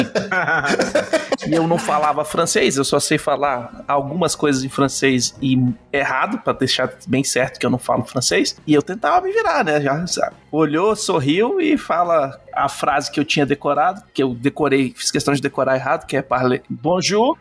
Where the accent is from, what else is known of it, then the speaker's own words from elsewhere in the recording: Brazil; Eu não sei falar francês, eu sou brasileiro